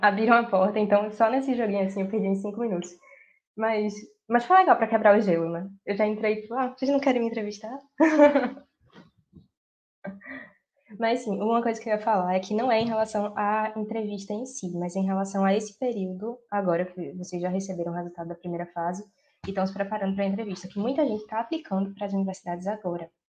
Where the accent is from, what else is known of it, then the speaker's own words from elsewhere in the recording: Recife, Pernambuco, Brazil; moved away as an adult; now in London, United Kingdom; sou de Recife, Pernambuco